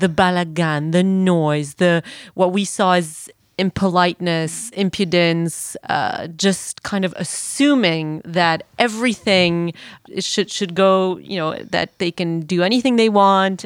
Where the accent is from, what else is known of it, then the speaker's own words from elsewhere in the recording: Belgium; now in Israel; I'm from Belgium.